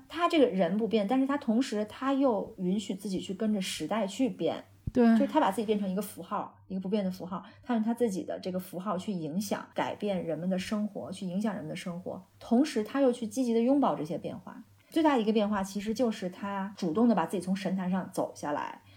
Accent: China; now in United Kingdom; 我们中国人

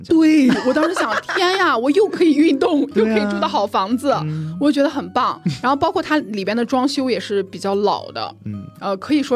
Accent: Jinan, Shandong, China; moved away as an adult; now in Hangzhou, China; 我是在我们的家乡济南

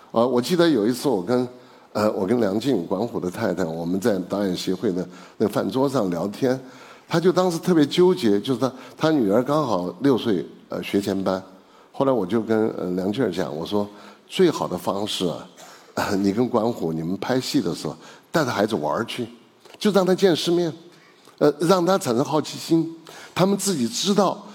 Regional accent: Chengdu, Sichuan, China; 因为我是成都人嘛

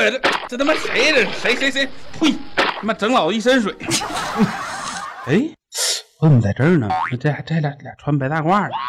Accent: Northeast China, China; 喝酒之前我是东北的，喝完酒我东北我的呀

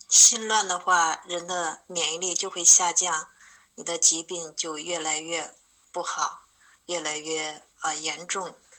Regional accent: Hubei, China; 我是来自湖北的…

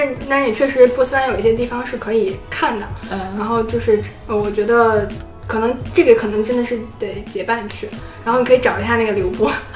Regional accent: China; 走过来说你是从中国来的吗？我们说是

